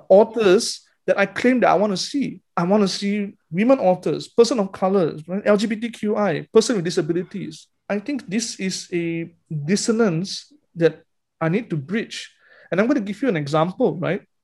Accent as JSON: {"language": "English", "country": "Malaysia", "said": "Because being Malaysian"}